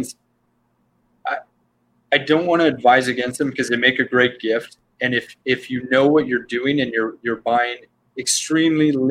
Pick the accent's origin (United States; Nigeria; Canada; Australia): Canada; we're all Canadian backgrounds here